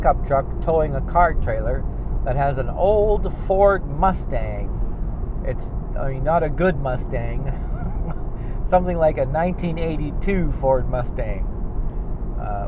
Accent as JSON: {"language": "English", "country": "Canada", "said": "I'm from Canada"}